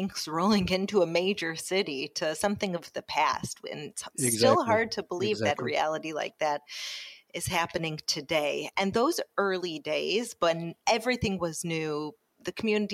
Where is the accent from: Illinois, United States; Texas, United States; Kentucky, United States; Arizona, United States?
Illinois, United States; Chicago; moved away; also born or lived in New York; where I grew up in Chicago